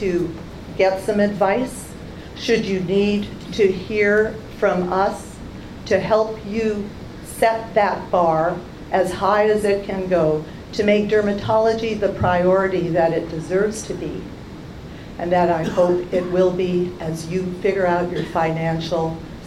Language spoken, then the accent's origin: English; Canada; now in United States; I'm a Canadian